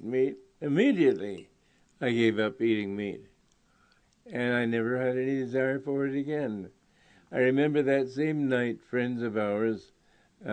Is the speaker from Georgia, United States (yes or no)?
no; New York, United States; moved away as an adult; I was from New York